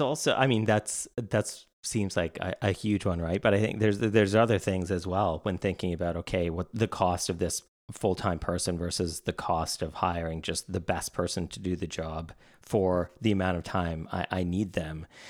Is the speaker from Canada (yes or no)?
yes; Canada; being Canadian my whole, I've lived in Canada my whole life